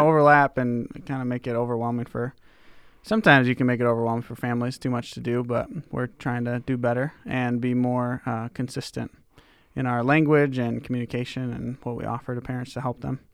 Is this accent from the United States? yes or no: yes; Kenosha, Wisconsin, United States; moved away as an adult; also born or lived in Minnesota / Deerfield, Illinois; now in Indianola, Iowa, United States; my youth pastor who, uh, I had when I was growing up in Kenosha, Wisconsin.